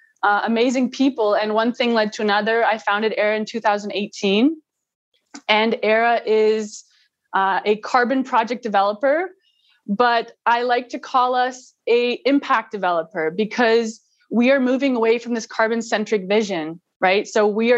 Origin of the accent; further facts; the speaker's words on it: Vancouver, British Columbia, Canada; I'm a Canadian. I was born in Vancouver, Canada. So nature was always really close to me, being in BC.